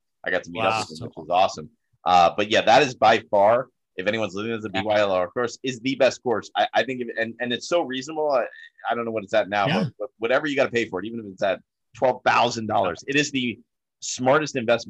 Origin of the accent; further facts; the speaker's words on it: Miami, Florida, United States; I'm from Miami too